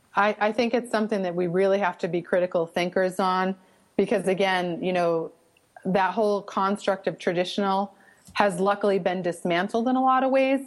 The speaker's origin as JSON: {"language": "English", "town": "Boston", "region": "Massachusetts", "country": "United States", "accent": "Boston (wicked)", "said": "you can pick up on my wicked accent"}